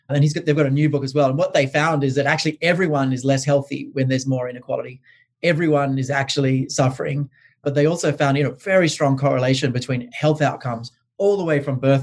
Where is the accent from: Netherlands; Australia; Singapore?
Australia; now in United States; I'm Australian, he's English, and we both live in the US